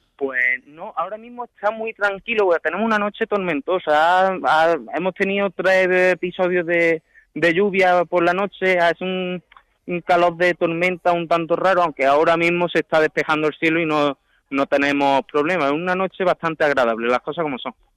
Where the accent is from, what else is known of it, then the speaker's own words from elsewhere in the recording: Archidona, Andalusia, Spain; en Archidona decimos